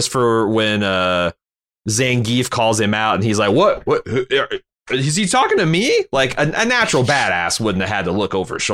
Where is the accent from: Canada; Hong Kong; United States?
Hong Kong; born there; since I was born in Hong Kong. Yeah, yeah, nineteen seventy.